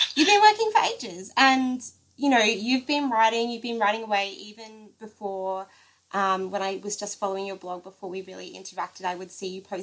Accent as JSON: {"language": "English", "country": "Australia"}